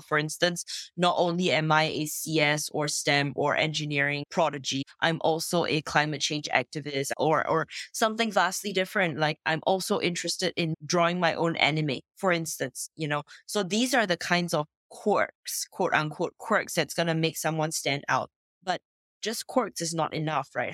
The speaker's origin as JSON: {"language": "English", "country": "Singapore", "tie": "born or raised there", "moved": "yes", "lives_now": "France", "said": "I am originally from Singapore, grew up in Singapore, but I don't live there anymore. Today I live in France."}